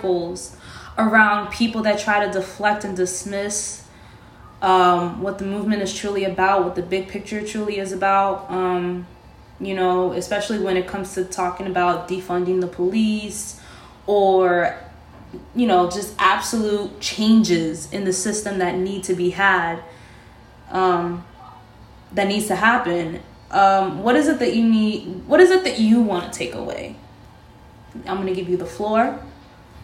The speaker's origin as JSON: {"language": "English", "town": "New York City", "region": "New York", "country": "United States", "tie": "born or raised there", "first_language": "Spanish", "second_language": "English", "said": "Spanish was my first language, but Inwood schools kind of whitewashed the shit out of me when I first went to kindergarten"}